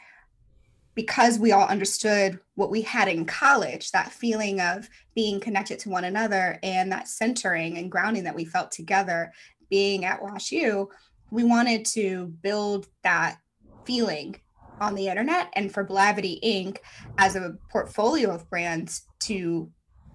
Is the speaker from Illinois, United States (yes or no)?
no; St. Louis, Missouri, United States; moved away; I'm from St. Louis, born and bred, never thought I'd leave